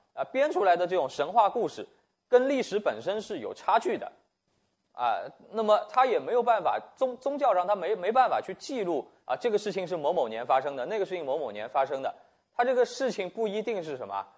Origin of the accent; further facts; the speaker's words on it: China; 我们中国人